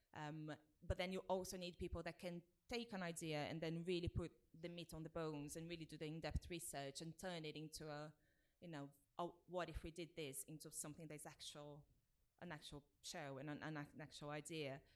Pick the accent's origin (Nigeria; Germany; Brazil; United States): Brazil; English is a second language; moved away as an adult; now in United Kingdom; I grew up in Brazil mm-hmm. and I moved here when I was 22